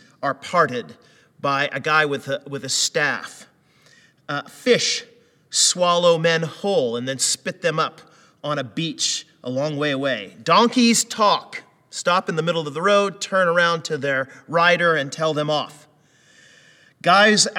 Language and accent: English; United States; moved away; growing up in the States